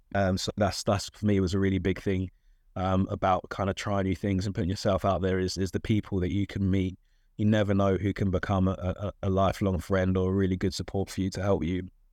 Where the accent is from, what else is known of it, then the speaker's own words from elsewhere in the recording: London, United Kingdom; I'm from South London, uh, and still live in South London, actually.